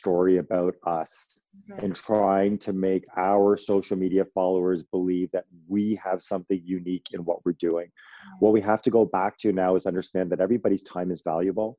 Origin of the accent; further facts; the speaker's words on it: Toronto, Ontario, Canada; I'm from Toronto, I'm from Canada